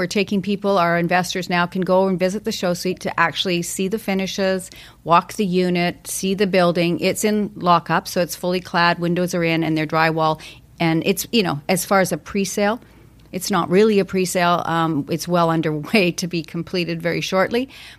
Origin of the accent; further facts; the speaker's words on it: Calgary, Alberta, Canada; now in Vancouver, Canada; I came from Calgary. I came out here, and it happened to be sunny weather for 10 days.